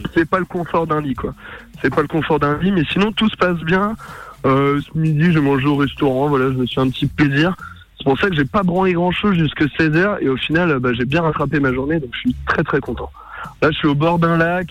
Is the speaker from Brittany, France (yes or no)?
yes; Brittany, France; je suis breton depuis ma naissance